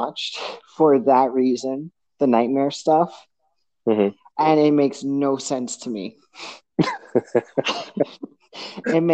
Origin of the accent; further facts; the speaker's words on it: New York, United States; English is a second language; also born or lived in Portugal; I grew up in Queens, New York, the majority of my childhood.